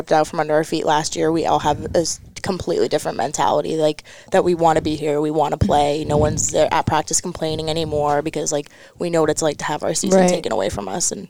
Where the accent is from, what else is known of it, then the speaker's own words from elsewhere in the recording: Nashua, New Hampshire, United States; I'm from Nashville, New Hampshire.